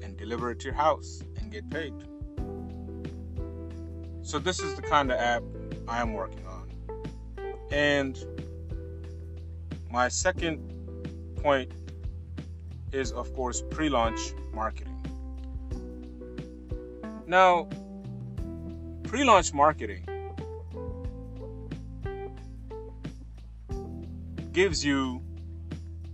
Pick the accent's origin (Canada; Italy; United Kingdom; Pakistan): Pakistan; now in United States; I immigrated from Pakistan to the United States in 2003.